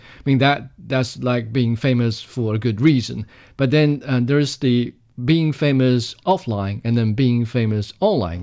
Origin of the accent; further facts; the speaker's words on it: Jiangxi, China; my hometown, Jiangxi Province